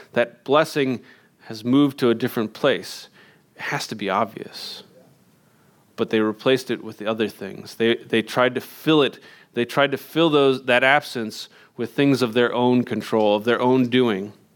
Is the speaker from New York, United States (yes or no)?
no; Indiana, United States; moved away as an adult; I grew up in Indiana